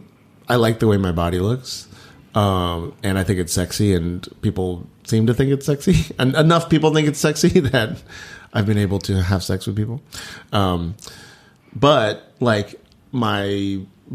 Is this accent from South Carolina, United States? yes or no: no; Texas, United States; I was Chinese growing up in Texas